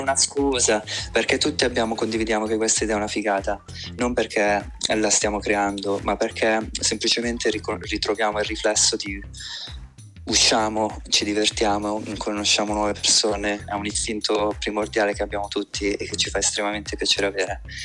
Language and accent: Italian; Como, Lombardy, Italy; sono di Como